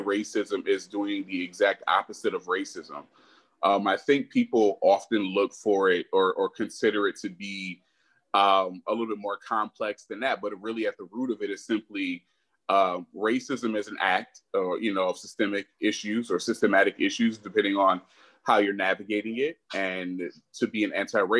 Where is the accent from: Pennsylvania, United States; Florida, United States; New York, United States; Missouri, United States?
New York, United States; upstate; moved away as an adult; also born or lived in San Francisco Bay Area, California / Charlotte, North Carolina / Washington, District of Columbia, United States / Boston, Massachusetts; now in Arlington, Texas, United States; I was born in the Bay, but grew up in upstate New York, so I'm a New Yorker.